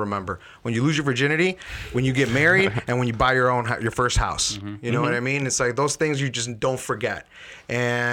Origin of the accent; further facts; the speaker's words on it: Chicago, Illinois, United States; also born or lived in Elmwood Park; we grew up in Chicago